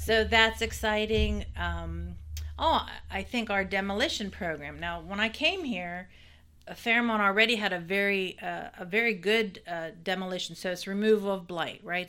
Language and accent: English; Weirton, West Virginia, United States; moved away as an adult; now in Fairmont, United States; I'm not from Fairmont, so, uh, I'm from, I'm from Weirton